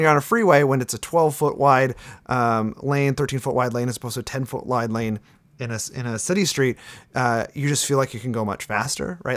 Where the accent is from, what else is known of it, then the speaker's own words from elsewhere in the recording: Sturgeon Bay, Wisconsin, United States; moved away; I was born and raised in Sturgeon Bay